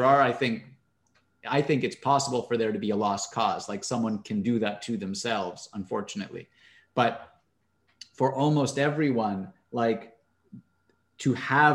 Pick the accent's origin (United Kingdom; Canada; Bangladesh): Canada; I'm Canadian.